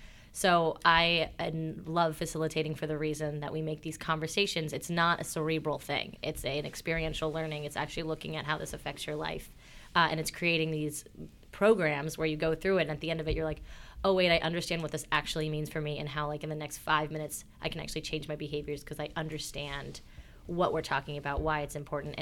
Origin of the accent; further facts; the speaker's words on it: Florida, United States; I grew up in the Florida Keys, so in a very small island and a very small culture, and the opportunities weren't there.